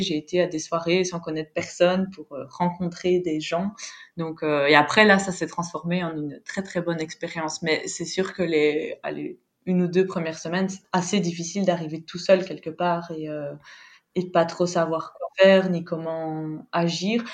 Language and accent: French; Belgium; moved away as an adult; now in Valencia, Spain; Je suis belge, originaire donc euh, de la partie francophone de Belgique et depuis deux ans, je suis expatriée en Espagne, à Valence.